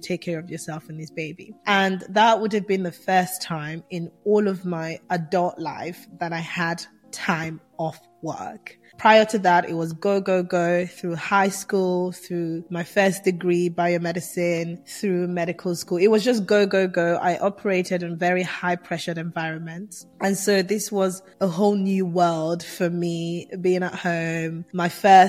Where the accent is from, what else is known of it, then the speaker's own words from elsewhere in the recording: Nigeria; moved away; also born or lived in England; I'm Nigerian born, Nigerian raised, well, half Nigerian raised, half England raised, and I went through all of my teenage years in Nigeria